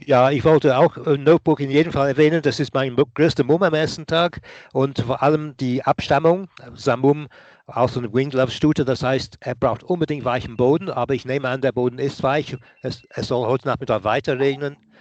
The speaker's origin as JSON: {"language": "German", "town": "Nottingham", "region": "East Midlands", "country": "United Kingdom", "tie": "born or raised there", "moved": "yes", "lives_now": "Munich, Germany", "said": "geboren bin ich nicht in Cheltenham, in Nottingham"}